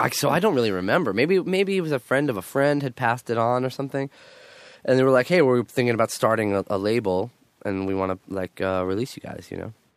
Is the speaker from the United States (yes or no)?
yes; New York City, New York, United States; I'm from Queen, I'm from Queens